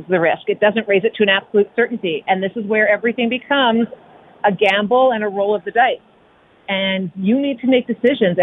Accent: Canada; we're Canadian.

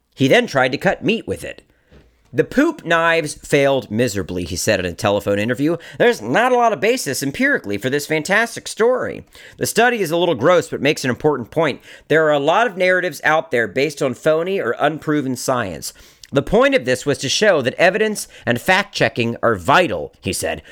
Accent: Maryland, United States; I've gotten rejected from my hometown film festival. You, you know, like that feels pretty shitty. The Maryland Film Festival

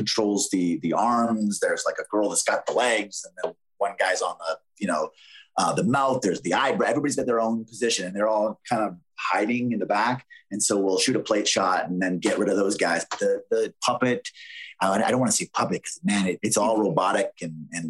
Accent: Canada; It was really hard to break into the American market as a Canadian back then. I was working very steady in Canada

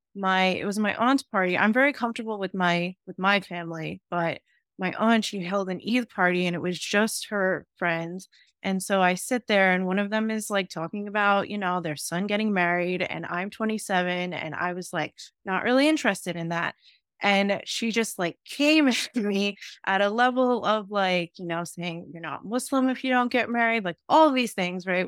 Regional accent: New York City, New York, United States; I grew up in Staten Island

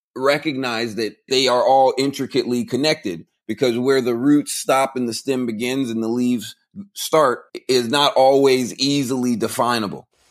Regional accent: Central Florida, United States; moved away as an adult; now in Texas, United States; I grew up in the country. I grew up out in Central Florida, out by the cornfields and the orange groves.

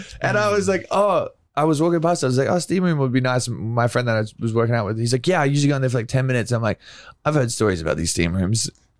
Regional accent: Australia; moved away as an adult; now in Los Angeles, United States; I'm actually from Australia.

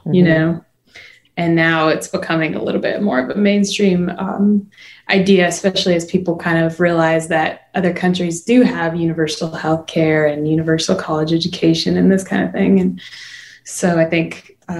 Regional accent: Chicago, Illinois, United States; moved away as an adult; now in Nashville, United States; I wasn't technically born in Chicago, but I was largely raised there. I lived there from when I was 4 till when I was 18. So that's kind of my hometown

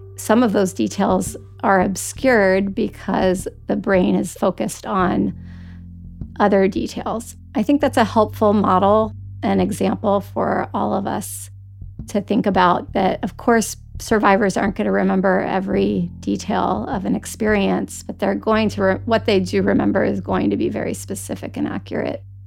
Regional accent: Washington, District of Columbia, United States; I grew up in Washington DC, so we frequently visited the Senate, the Supreme Court, the White House for field trips

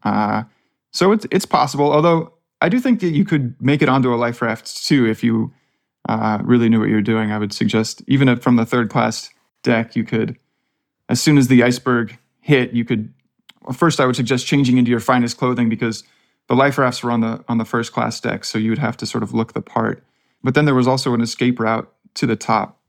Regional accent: Palo Alto, California, United States; I'm just from Palo Alto, so about as far from the ranch as, as you can get

